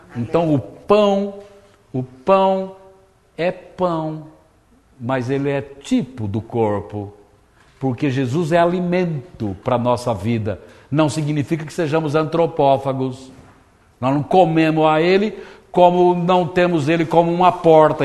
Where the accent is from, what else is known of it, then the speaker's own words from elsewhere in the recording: Brazil; eu sou do Brasil